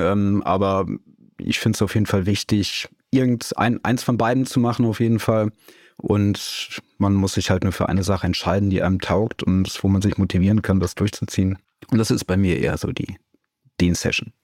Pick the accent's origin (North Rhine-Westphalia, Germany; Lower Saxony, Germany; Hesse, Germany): North Rhine-Westphalia, Germany; Siegen; moved away as an adult; also born or lived in Cologne / Munich; now in Überlingen, Germany; aufgewachsen bin ich in Siegen, das liegt in Nordrhein-Westfalen